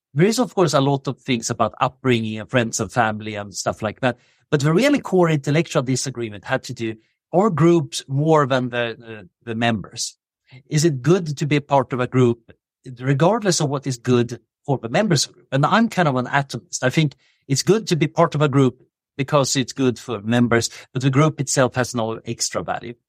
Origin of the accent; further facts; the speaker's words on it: Sweden; moved away as an adult; now in Oxford, United Kingdom; I grew up in Sweden in the seventies.